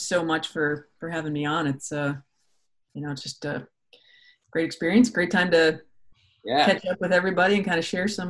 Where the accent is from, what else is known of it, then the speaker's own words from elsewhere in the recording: Midwest, United States; also born or lived in Texas; now in Ohio, United States; being a Midwest kid growing up, I grew up in North and South Dakota. I'm used to kind of that 4 seasons of change